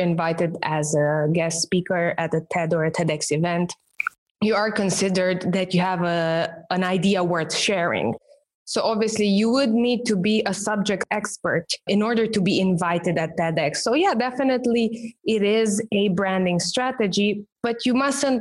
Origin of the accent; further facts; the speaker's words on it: Romania; first language Romanian; English is a second language; my native language, which is Romanian